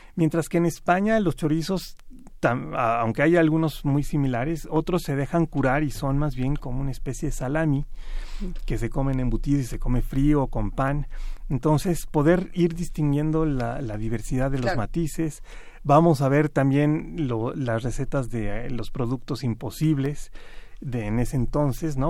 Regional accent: Mexico; como mexicanos

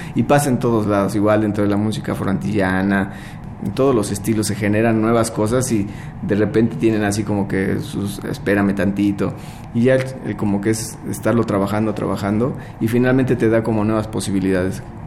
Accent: Mexico City, Mexico; nosotros nacimos aquí en la Ciudad de México y pues toda la vida hemos estado por aquí

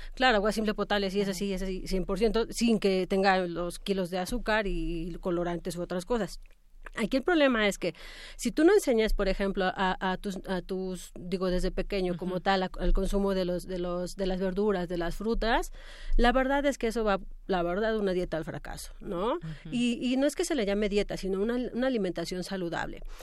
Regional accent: Mexico

